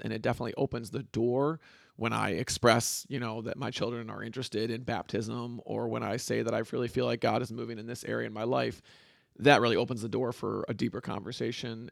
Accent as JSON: {"language": "English", "town": "Grand Rapids", "region": "Michigan", "country": "United States", "tie": "born or raised there", "said": "born and raised in Grand Rapids, Michigan, West Michigan"}